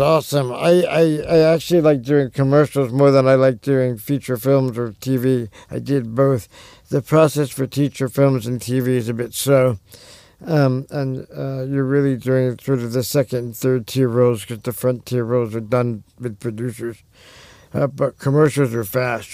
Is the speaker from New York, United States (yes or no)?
yes; Long Island, New York, United States; also born or lived in Berkeley, California; now in Detroit area, United States; I grew up on Long Island in New York